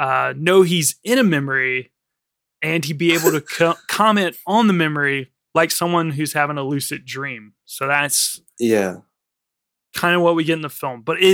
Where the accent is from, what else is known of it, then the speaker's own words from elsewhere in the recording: France; I don't know. I'm from France.